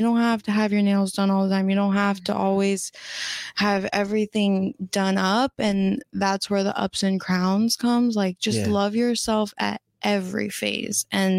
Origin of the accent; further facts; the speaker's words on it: Florida, United States; moved away as an adult; now in California, United States; if I didn't make that choice at 18 to move across the country from Florida, like leave my hometown, leave my family and come out here